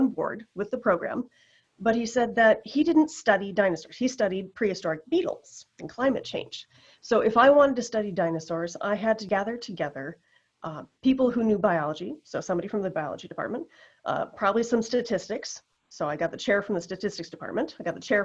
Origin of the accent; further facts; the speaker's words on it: Moorhead, Minnesota, United States; also born or lived in North Dakota; I grew up in Moorhead, Minnesota